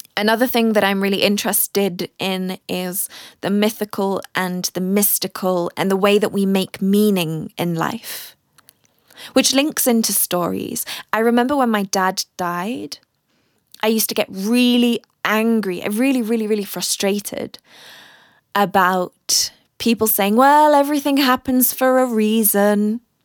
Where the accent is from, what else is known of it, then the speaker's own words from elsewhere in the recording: United Kingdom; moved away as an adult; also born or lived in Germany; now in South Africa; being British German